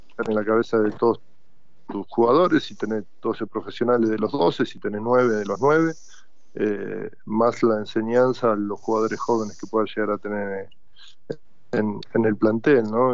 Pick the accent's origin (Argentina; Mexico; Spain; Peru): Argentina; como argentino